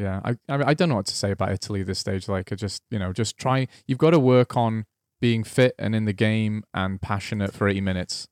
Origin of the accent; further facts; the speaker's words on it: Welsh, Wales, United Kingdom; I'm Welsh